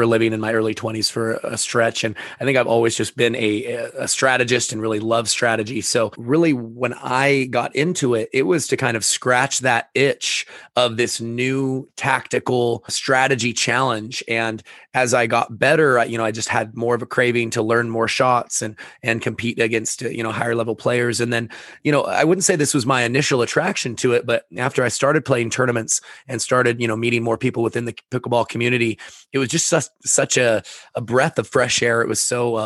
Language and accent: English; Sequim, Washington, United States; I grew up in Esquim, Washington